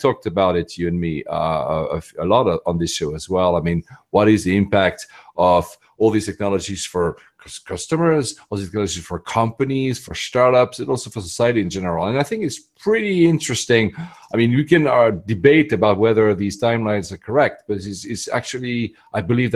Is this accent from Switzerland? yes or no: yes; Switzerland; my home country in Switzerland.